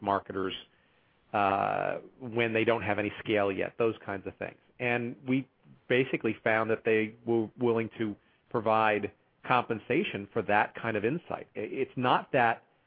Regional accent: New York, United States; now in Chicago, United States; I'm originally from New York, so I don't, I'm not from here

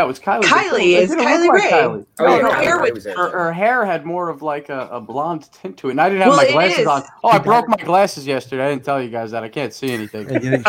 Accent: Long Island, New York, United States; when he lived here on Long Island in my hometown

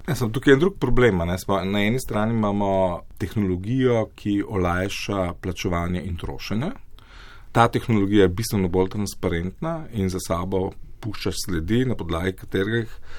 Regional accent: Slovenia; Slovenci smo

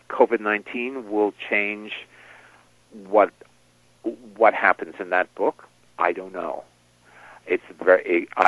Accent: New York, United States; I grew up in New York

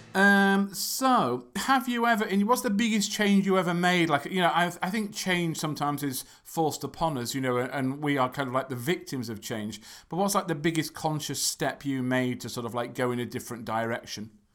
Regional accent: England, United Kingdom; from England

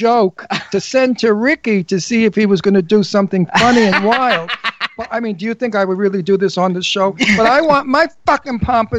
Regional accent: New York City, New York, United States; accent: New York; I'm Italian from Brooklyn, from a mafia background.

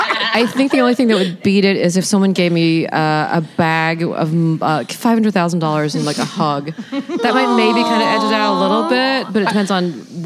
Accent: Mobile, Alabama, United States; now in Charleston, United States; So I was born here, and I eloped here. And so I guess there's some kind of weird cosmic pull, and so I finally live here now. But I kind of grew up in Mobile, Alabama, which is the of the South.

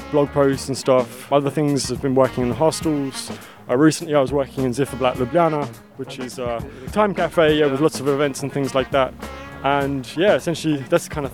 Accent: East of England, United Kingdom; now in Slovenia; I'm from Essex in England, uh, which is about an hour and a half from London uh, by train.

